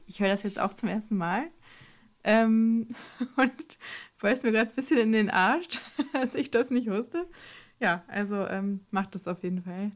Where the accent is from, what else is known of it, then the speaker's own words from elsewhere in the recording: Ostwestfalen-Lippe, North Rhine-Westphalia, Germany; moved away as an adult; now in Klagenfurt, Austria; ich komme eigentlich aus OWL